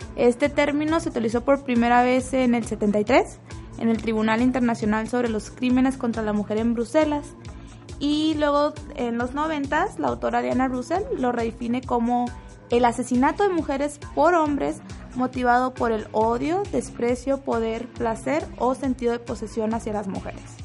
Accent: Chihuahua, Mexico; moved away as an adult; now in Guadalajara, Mexico; llevo dos meses en Guadalajara, yo soy de Chihuahua.

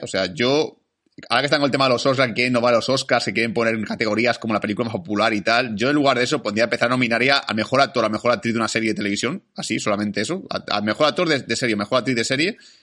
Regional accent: Spain; somos nosotros los españoles

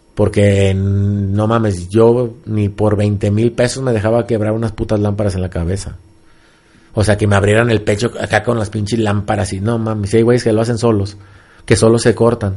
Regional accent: Mexico; nosotros como mexicanos y como luchadores

